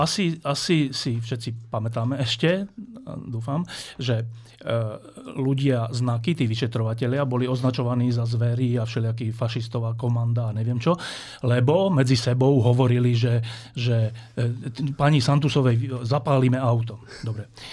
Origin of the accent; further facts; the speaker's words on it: Bratislava, Bratislava Region, Slovakia; Ja som e, sa narodil a celé detstvo som prežil v Petržalke